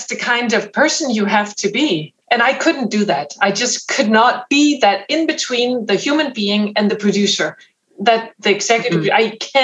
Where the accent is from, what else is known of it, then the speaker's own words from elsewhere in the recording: Denmark; English is a second language; moved away as an adult; now in United States; I come from Denmark, so that's a very small language group.